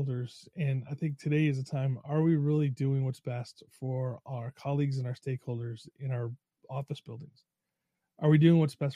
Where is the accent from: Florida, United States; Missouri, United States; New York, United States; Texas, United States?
New York, United States; moved away; also born or lived in Long Island; I'm from New York originally, lived on Long Island and upstate.